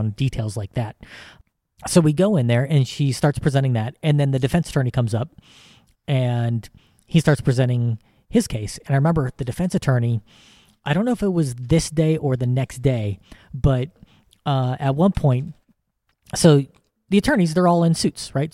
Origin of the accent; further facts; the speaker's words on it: United States; as an American